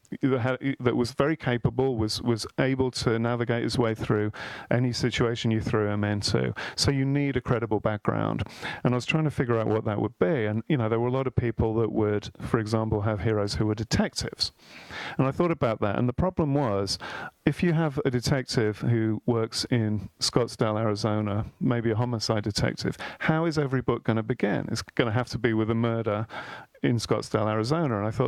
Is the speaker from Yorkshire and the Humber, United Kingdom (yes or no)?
no; Birmingham, West Midlands, United Kingdom; I was born in Birmingham, England